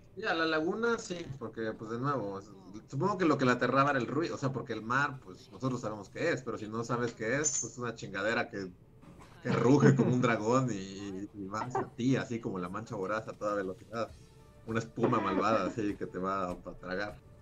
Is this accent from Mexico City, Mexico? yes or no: yes; Mexico City, Mexico; also born or lived in Acapulco; yo, nací en la Ciudad de México, pero en ese momento mi familia vivía en, en Acapulco ya llevaba viviendo allá muchos años